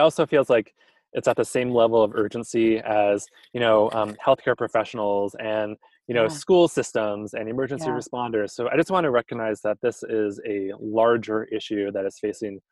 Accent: Michigan, United States; now in Tacoma, United States; I grew up in Michigan

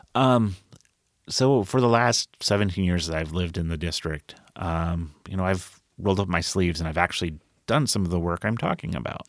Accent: Colville, Washington, United States; also born or lived in Rochester, Minnesota; now in Tacoma, United States; I grew up in Colville, Kettle Falls. This is very rural areas

